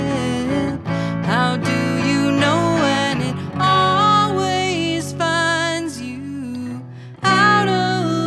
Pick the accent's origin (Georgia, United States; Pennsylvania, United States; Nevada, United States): Nevada, United States; Carson City; also born or lived in New York; now in Reno, United States; I'm from Carson